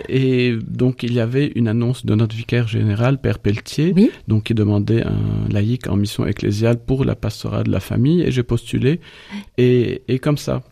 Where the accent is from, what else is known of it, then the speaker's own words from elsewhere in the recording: Lebanon; moved away as an adult; now in France; nous, en tant que Libanais, on peut pas dire que nous sommes seulement francophones